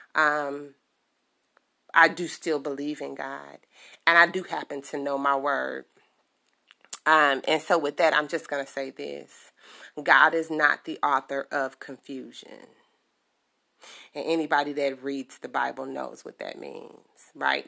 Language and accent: English; Chicago, Illinois, United States; I am from Chicago, born and raised